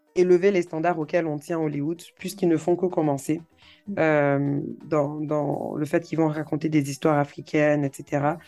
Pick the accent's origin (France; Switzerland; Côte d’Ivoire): Côte d’Ivoire